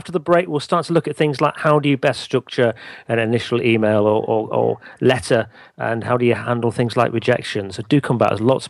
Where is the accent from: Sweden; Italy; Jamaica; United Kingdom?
United Kingdom; northern England; accent: northern; I've just been conscious that I've actually been calling her Jill Lublin, which I think is my northern accent